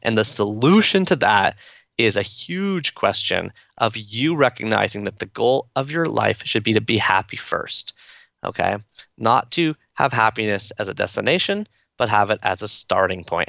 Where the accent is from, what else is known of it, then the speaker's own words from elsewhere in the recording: Toronto, Ontario, Canada; I'm from Toronto, so I'm a fan of the Toronto Blue Jays